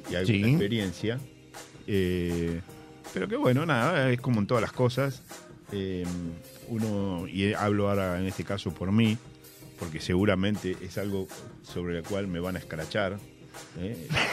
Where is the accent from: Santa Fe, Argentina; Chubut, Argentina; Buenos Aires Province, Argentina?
Buenos Aires Province, Argentina; La Plata; yo nací en La Plata y viví en La Plata.